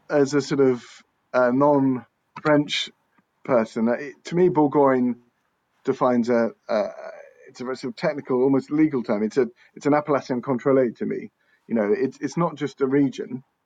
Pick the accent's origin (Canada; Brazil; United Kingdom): United Kingdom; England; I'm English